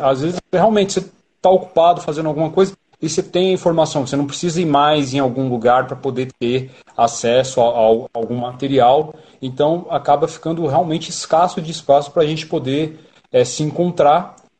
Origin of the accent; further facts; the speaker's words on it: São Paulo, Brazil; E eu e o Rodolfo somos da Zona Sul